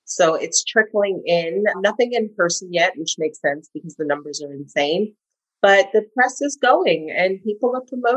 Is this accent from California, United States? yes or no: yes; Los Angeles, California, United States; moved away as an adult; also born or lived in New York; I'm born and raised